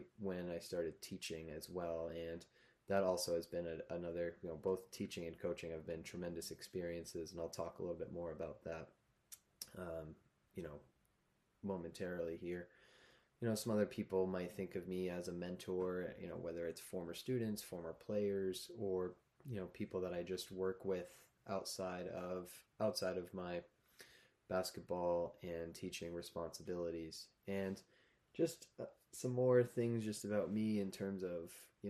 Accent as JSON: {"language": "English", "region": "Massachusetts", "country": "United States", "tie": "born or raised there", "moved": "as an adult", "lives_now": "Vermont, United States", "said": "I've also taught in Massachusetts, which is actually where I'm from originally. I grew up in Massachusetts"}